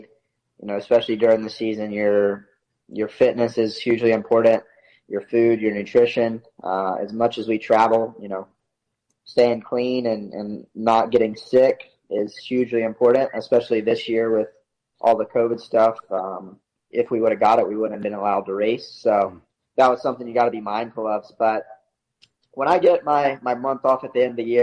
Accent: the South, United States; Growing up in the South

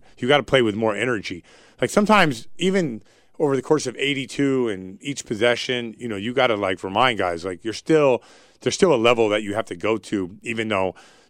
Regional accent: Seattle, Washington, United States; also born or lived in California; I actually consider myself a Seattle kid. Like, I moved up to Seattle when I was 11 years old, and you know, those were my formative years.

